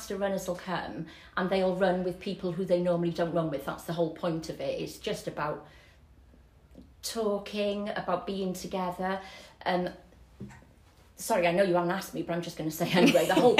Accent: Barry, Wales, United Kingdom; Barry born, Barry bred.

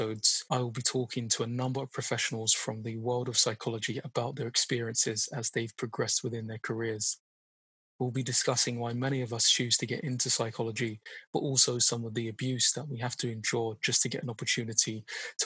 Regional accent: South London, United Kingdom; sort of South Londoner as well.

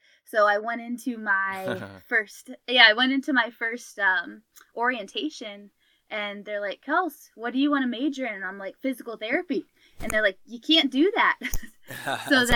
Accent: Canton, Ohio, United States; moved away as an adult; now in Columbus, United States; So I'm originally from Canton, Ohio, which is about 2 hours north of Columbus. So I'm currently in Columbus

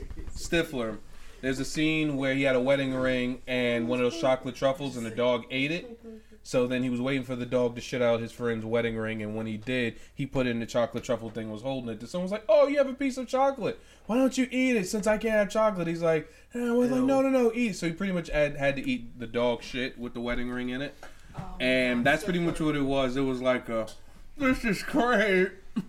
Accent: New York, United States; moved away; also born or lived in the South; What part of the South Bronx, motherfucker? That's where I'm from.

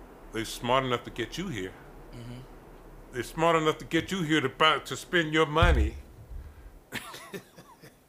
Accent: Grambling, Louisiana, United States; I grew up in Grambling, Louisiana

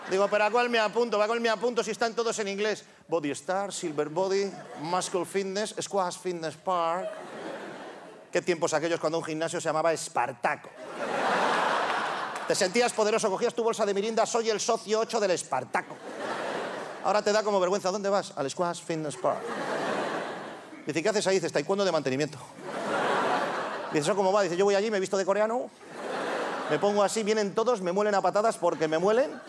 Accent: Ponferrada, Castile and León, Spain; Le dije, yo soy de Ponferrada.

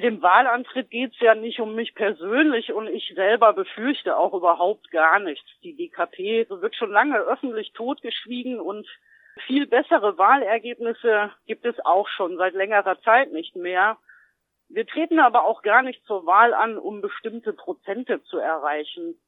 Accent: GDR, East Germany, Germany; Ich bin ja ein Kind der DDR und zur Wende war ich zwölf Jahre alt

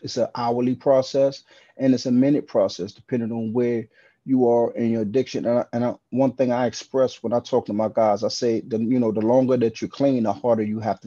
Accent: Washington, District of Columbia, United States; now in New York City, United States; I'm currently from Washington, D.C.

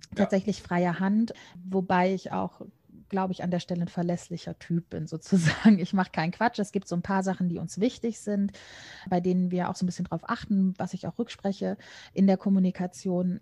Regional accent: Cologne, North Rhine-Westphalia, Germany; grundsätzlich komme ich tatsächlich auch gebürtig aus Köln, bin immer hier geblieben

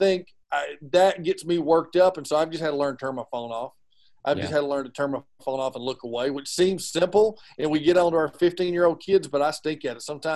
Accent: Georgia, United States; we're from Georgia.

